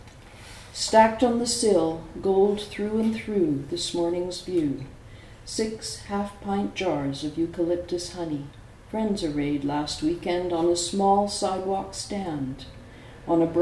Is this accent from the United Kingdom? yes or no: no; Vancouver, British Columbia, Canada; also born or lived in San Francisco Bay Area; now in France; I was born in Canada. I grew up on the west coast of Canada, Vancouver, and we're pretty Scottish there